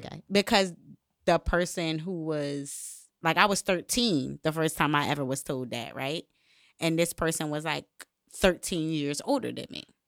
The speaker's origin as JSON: {"language": "English", "town": "Bridgeport", "region": "Connecticut", "country": "United States", "tie": "born or raised there", "said": "I grew up in Connecticut, Bridgeport, Connecticut"}